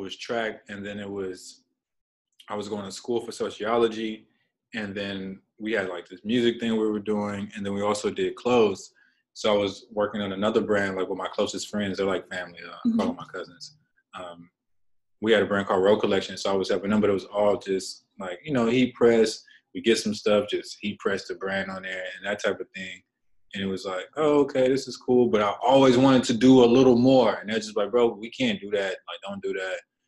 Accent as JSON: {"language": "English", "town": "Dallas", "region": "Texas", "country": "United States", "tie": "born or raised there", "said": "I grew up in Dallas"}